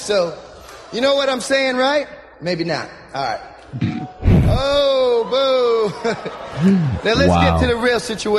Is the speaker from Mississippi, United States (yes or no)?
no; New Jersey, United States; We're both from Jersey, and tonight's my first night doing comedy.